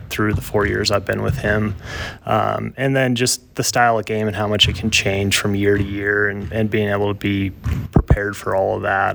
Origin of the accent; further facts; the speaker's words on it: Buffalo, Wyoming, United States; moved away as an adult; now in Lander, United States; I was born and raised in Buffalo, Wyoming